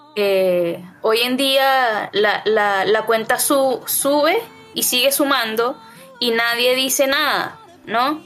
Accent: Venezuela; now in Chile; lo viví eh, muchas veces en mi país. Eh, fui víctima de robos a mano armada.

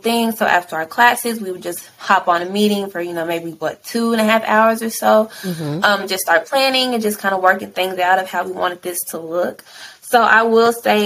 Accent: Louisville, Kentucky, United States; also born or lived in Florida; since mm-hmm. then, like I've been in Louisville

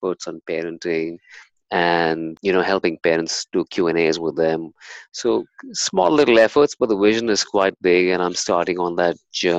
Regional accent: India; So, I was born and brought up in India, and my dad's from the Indian Navy.

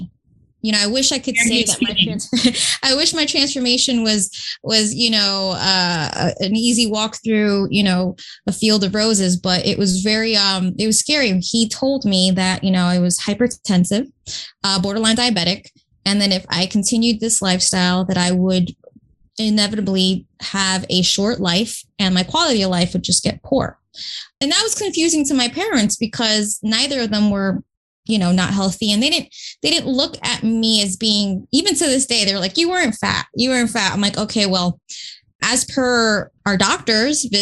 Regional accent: Newark, New Jersey, United States; I grew up in Newark, New Jersey, first generation from immigrant parents

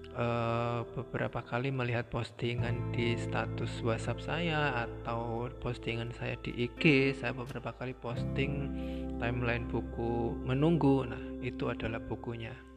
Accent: Blora, Central Java, Indonesia; now in Semarang, Indonesia; saya masih berada di posisi di kampung halaman saya, tepatnya di Blora.

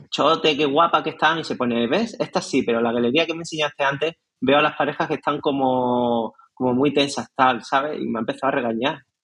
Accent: Nerja, Andalusia, Spain; en mi pueblo, en Nerja

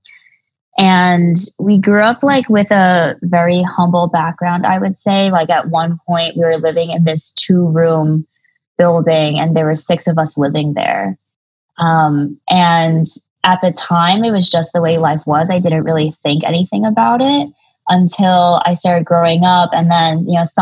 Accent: United States; also born or lived in China; my dad came to bring me to the United States when I was 1 year old

